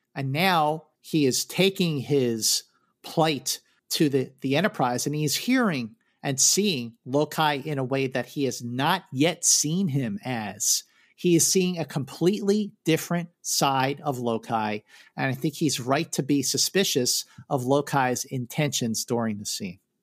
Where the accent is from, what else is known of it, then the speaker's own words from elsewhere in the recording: Philadelphia, Pennsylvania, United States; growing up in Philadelphia.